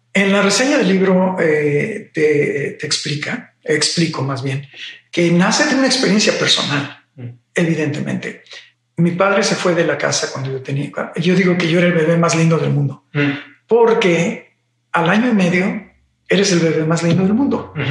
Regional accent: Mexico City, Mexico; Soy originario de la Ciudad de México

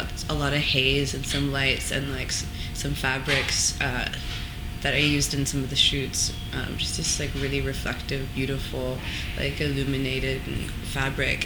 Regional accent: Toronto, Ontario, Canada; moved away as an adult; also born or lived in London; I was born and raised in Toronto.

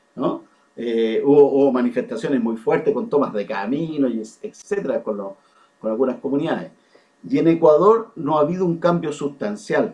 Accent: Chile; como muchas chilenas

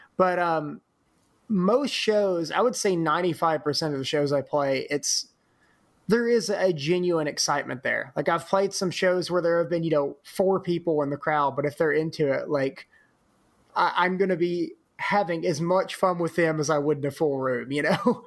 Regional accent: Corinth, Mississippi, United States; moved away as an adult; also born or lived in Oxford, Mississippi; now in Memphis, United States; growing up in Corinth

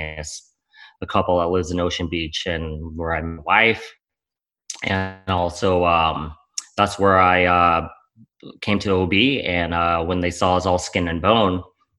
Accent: Cambodia; moved away; I was born in Cambodia

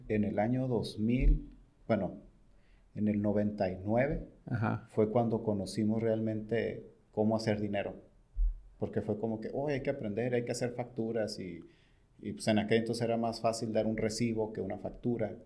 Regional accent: Tijuana, Baja California, Mexico; yo soy de Tijuana

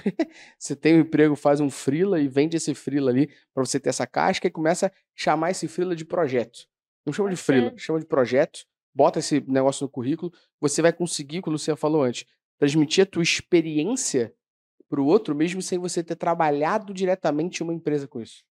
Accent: Rio de Janeiro, Brazil; Eu sou do Meyer

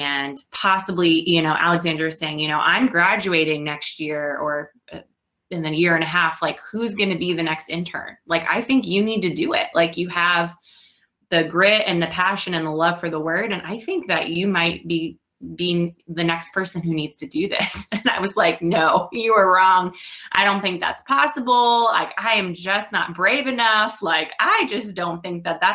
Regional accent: New York, New Jersey, Northeast, United States; moved away as an adult; also born or lived in Georgia; now in Chicago, United States; I'm from the Northeast, New York, New Jersey

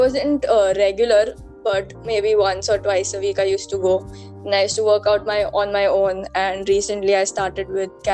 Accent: Mumbai, Maharashtra, India; I'm from Mumbai itself

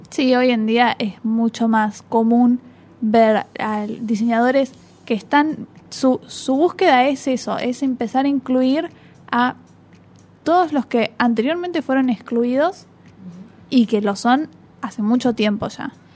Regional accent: Argentina; en nuestro país también se hacen presentaciones

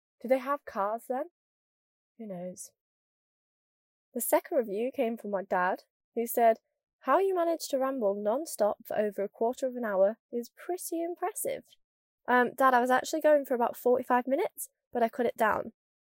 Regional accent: Scunthorpe, Yorkshire and the Humber, United Kingdom; I'm not even that northern. I'm from Scunthorpe. Do you know what I mean? But I do think I've lost my accent, and I'm quite gutted.

